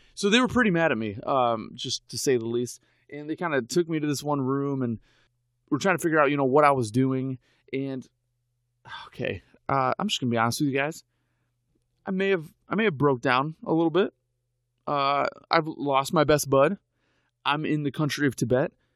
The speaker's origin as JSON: {"language": "English", "country": "United States", "said": "I'm an American"}